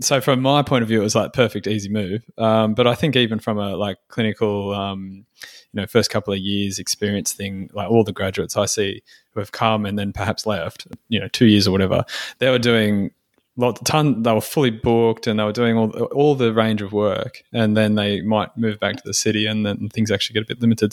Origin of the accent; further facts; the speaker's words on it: Sydney, New South Wales, Australia; moved away as an adult; now in Port Macquarie, Australia; I'm from Sydney.